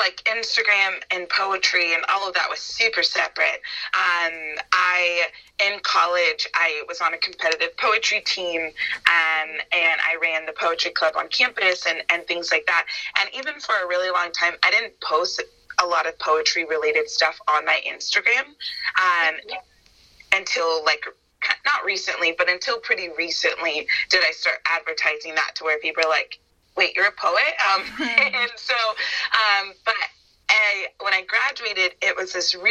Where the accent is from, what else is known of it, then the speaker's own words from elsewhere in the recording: Northern California, United States; moved away as an adult; now in Los Angeles, United States; I didn't want to move home. I'm from Northern California.